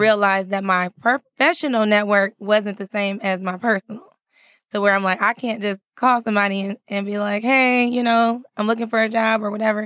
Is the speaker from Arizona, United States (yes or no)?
no; California, United States; moved away as an adult; also born or lived in San Francisco Bay Area; now in Texas, United States; I'm not from Texas. I'm from California.